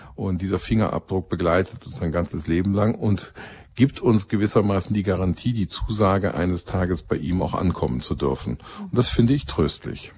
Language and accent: German; Rhineland, Germany; als Rheinländer